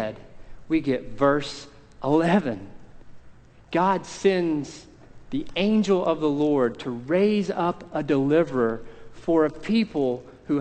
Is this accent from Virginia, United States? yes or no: no; Tennessee, United States; Tennessee, I should knock my own home state